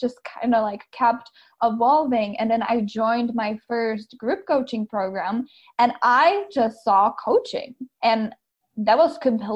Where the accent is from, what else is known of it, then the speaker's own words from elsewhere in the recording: Czechia; moved away as an adult; now in Tacoma, United States; I am originally from the Czech Republic, which is probably quite different than most people on your podcast. And I grew up there.